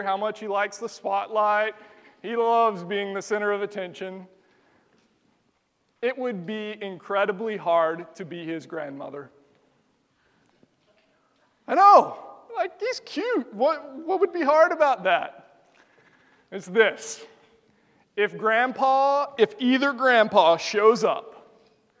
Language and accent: English; the South, United States; we're from the South